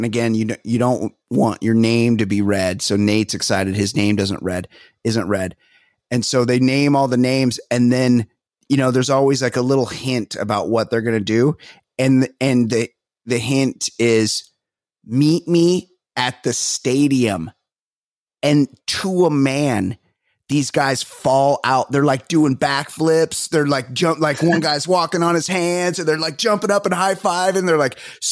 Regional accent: Newport Beach, California, United States; I'm from Newport Beach

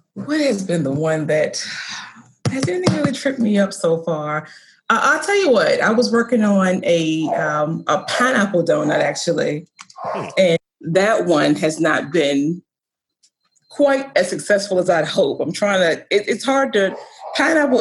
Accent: the South, United States; now in Baltimore, United States; I grew up in the South

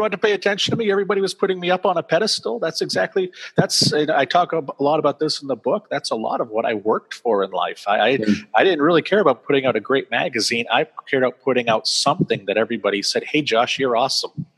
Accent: Auburn, Maine, United States; my hometown, why can't where I live now

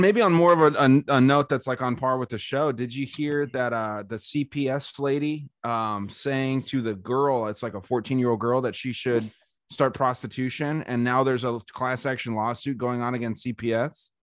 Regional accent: Arizona, United States; my home state of Arizona

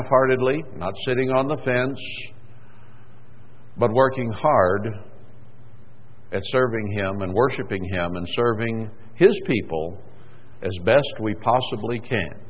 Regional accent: Texas, United States; born or raised there; moved away

